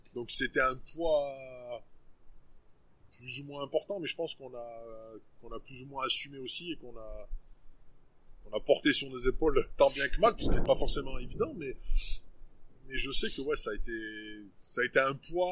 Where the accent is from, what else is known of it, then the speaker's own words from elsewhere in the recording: Auvergne-Rhône-Alpes, France; also born or lived in Le Puy-en-Velay; on est Auvergnat pure souche